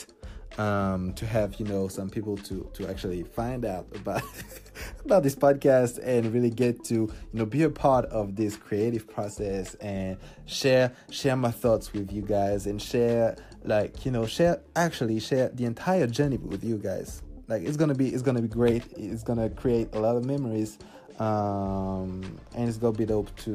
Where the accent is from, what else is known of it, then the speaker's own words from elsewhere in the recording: Paris, Île-de-France, France; English is a second language; I'm from France, I'm from Paris, and nobody speaks English here.